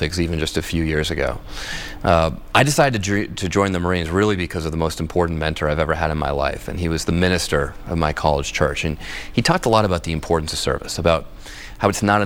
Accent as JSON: {"language": "English", "region": "Massachusetts", "country": "United States", "tie": "born or raised there", "said": "I have actually come from the first gerrymandered district ever in Massachusetts. Elbridge Gerry's house still stands in my hometown."}